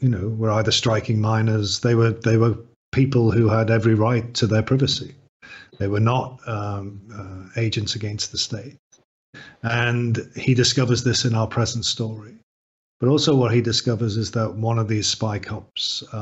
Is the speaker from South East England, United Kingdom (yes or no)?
no; Liverpool, North West England, United Kingdom; I grew up in the north of England. I grew up in Liverpool.